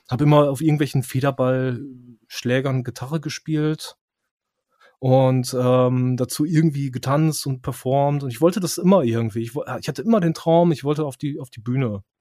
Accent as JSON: {"language": "German", "area": "near Osnabrück", "region": "Lower Saxony", "country": "Germany", "tie": "born or raised there", "said": "ich bin nicht direkt in Osnabrück aufgewachsen, sondern ein paar mhm. Kilometer mhm. raus."}